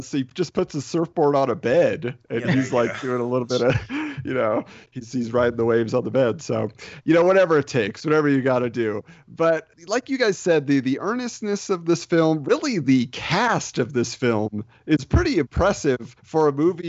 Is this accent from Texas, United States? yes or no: no; California, United States; I grew up in suburban California